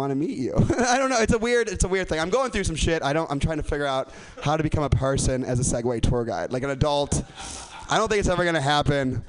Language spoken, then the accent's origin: English; Chicago, Illinois, United States; moved away; I'm from Chicago